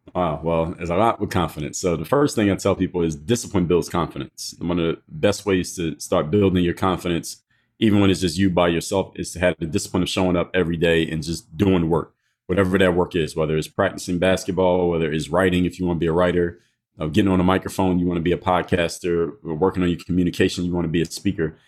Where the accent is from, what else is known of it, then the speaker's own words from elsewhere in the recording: Philadelphia, Pennsylvania, United States; I'm from Philadelphia